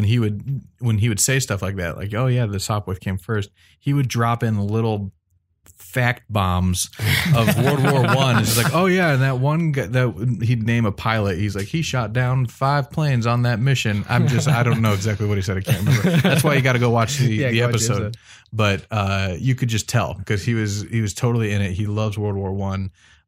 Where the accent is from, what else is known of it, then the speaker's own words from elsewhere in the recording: Wadsworth, Ohio, United States; he ended up flying it for the first time at Wadsworth Municipal Airport, which is not only where I grew up in Wadsworth